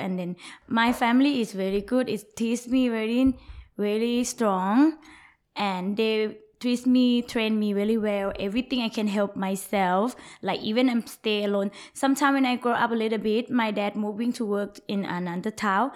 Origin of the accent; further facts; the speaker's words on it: Bangkok, Thailand; English is a second language; moved away as an adult; also born or lived in Phetchabun, Thailand; now in Phuket, Thailand; I'm from Bangkok, but my family is from North Phetchabun. But I'm grew up in Bangkok, study in Bangkok, so I know Bangkok the most. But I born in Phetchabun